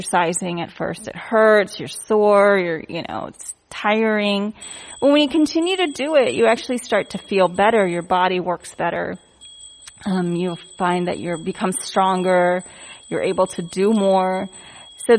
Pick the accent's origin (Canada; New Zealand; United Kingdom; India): India; I'm Indian